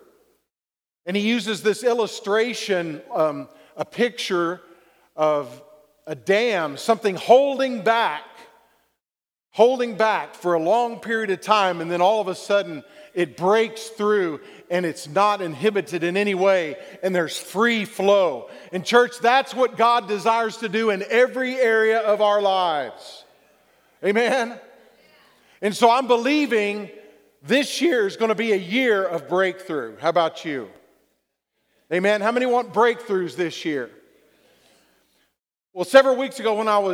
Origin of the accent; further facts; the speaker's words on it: Texas, United States; accent: southern drawl; I was born in Texas. Sometimes my southern draw comes out.